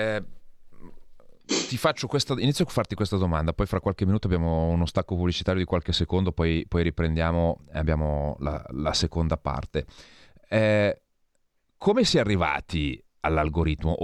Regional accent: Santa Maria Maggiore, Piedmont, Italy; patrono del mio paese, San Carlo Borromeo

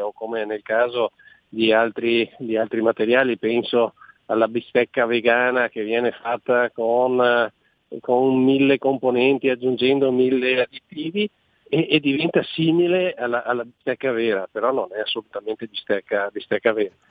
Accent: Veneto, Italy; In Veneto, noi siamo veneti

